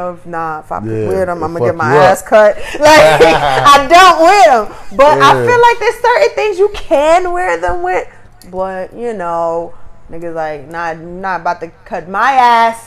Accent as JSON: {"language": "English", "town": "New York City", "region": "New York", "country": "United States", "said": "I'm from Brooklyn"}